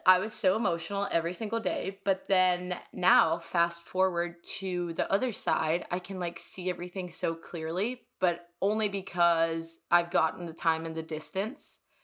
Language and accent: English; Copenhagen, Capital Region of Denmark, Denmark; English is a second language; also born or lived in New York; now in Miami, United States; I am straight up from Copenhagen, Denmark